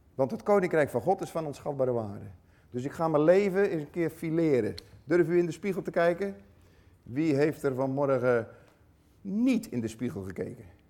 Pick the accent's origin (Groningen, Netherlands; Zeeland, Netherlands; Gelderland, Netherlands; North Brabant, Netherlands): Zeeland, Netherlands; Tholen; van het eiland Tola.